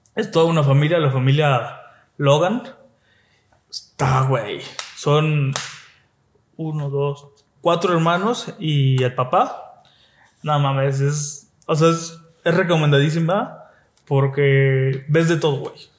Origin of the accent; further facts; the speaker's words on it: Mexico; como mexicanos